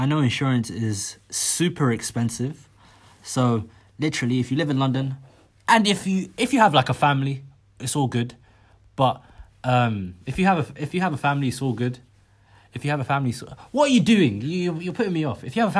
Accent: Somaliland, Somalia; No, if anyone asks me where I'm from, I say I'm from Somaliland.

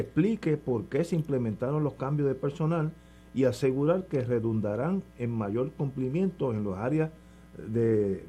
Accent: Puerto Rico; Yo, puertorriqueño

